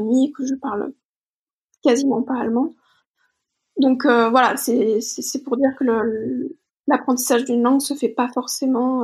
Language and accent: French; Bordeaux, Nouvelle-Aquitaine, France; je suis originaire de Bordeaux, donc je travaillais toujours là-bas